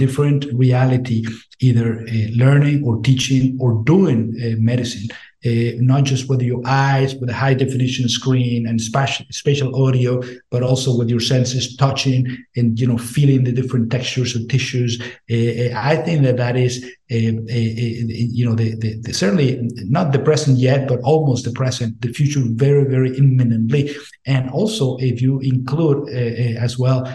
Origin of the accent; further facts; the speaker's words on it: Venezuela; moved away as an adult; now in United States; I'm from Venezuela. I went to med school in Venezuela, and I came to the States as a foreign medical grad